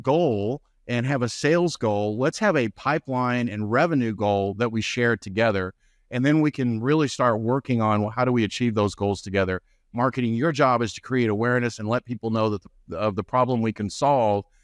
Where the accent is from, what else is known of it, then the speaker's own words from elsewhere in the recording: North Texas, United States; I'm from North Texas, so we have the Rangers